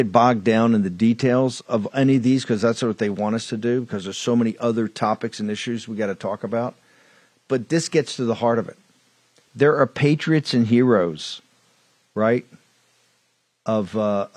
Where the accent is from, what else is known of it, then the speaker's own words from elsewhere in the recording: Richmond, Virginia, United States; I come from Richmond